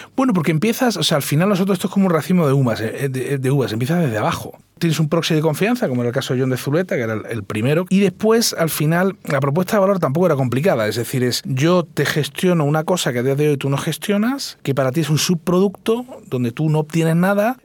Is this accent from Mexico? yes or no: no; Cádiz, Andalusia, Spain; moved away as an adult; also born or lived in Madrid; yo me siento gaditano a los cuatro costados